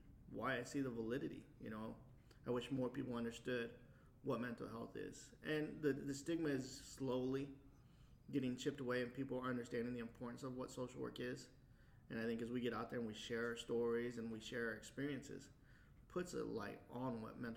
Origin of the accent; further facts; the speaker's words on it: Wichita, Kansas, United States; moved away as an adult; also born or lived in Anchorage, Alaska; I'm from Wichita before I joined the military. And so Wichita was my home base.